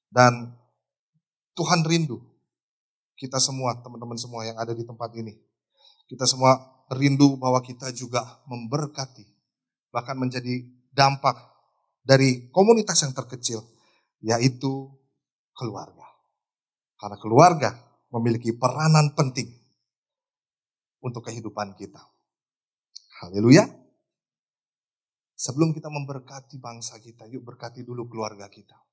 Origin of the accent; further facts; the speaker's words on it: Tangerang, Banten, Indonesia; born there; Tapi gue kelahiran Tangerang eh. Kita nggak bisa pilih negara tempat kita dilahirkan.